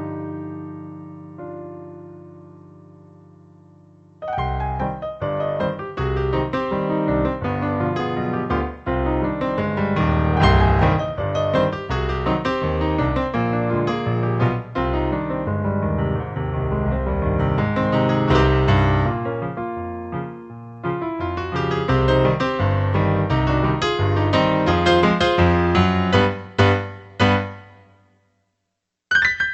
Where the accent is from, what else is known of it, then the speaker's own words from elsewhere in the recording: Minnesota, United States; my home state, Minnesota